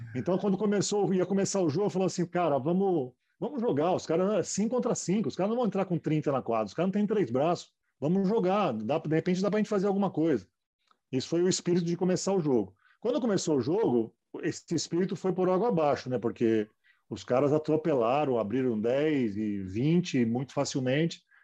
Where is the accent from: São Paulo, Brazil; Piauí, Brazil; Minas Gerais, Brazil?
São Paulo, Brazil; Eu morava em São Paulo, meus pais eram de São Paulo e comecei a treinar no, no Pinheiros, categoria de base, no Sub-12